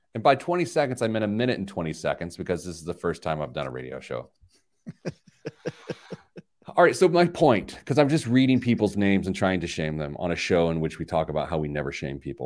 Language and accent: English; Midwest, United States; I grew up in the Midwest